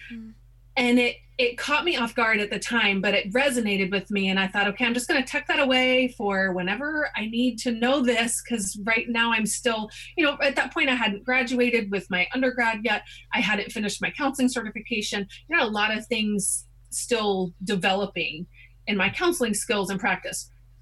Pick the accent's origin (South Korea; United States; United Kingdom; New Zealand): South Korea; About growing up in Korea?